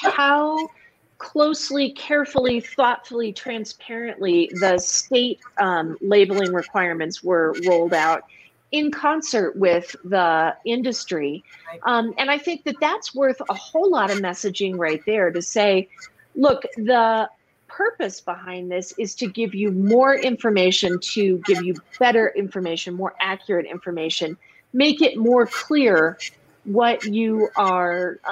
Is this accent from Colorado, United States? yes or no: yes; Colorado, United States; we're from Colorado